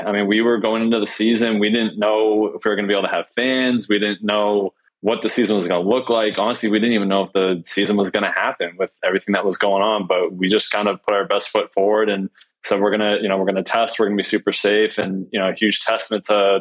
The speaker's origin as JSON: {"language": "English", "region": "Massachusetts", "country": "United States", "tie": "born or raised there", "said": "I've been born and raised in Massachusetts"}